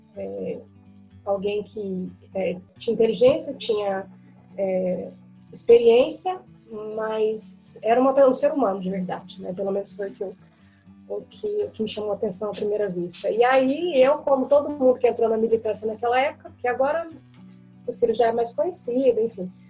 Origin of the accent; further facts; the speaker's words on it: Uberlândia, Minas Gerais, Brazil; eu sou de Uberlândia, sou de Minas, né, nascida e criada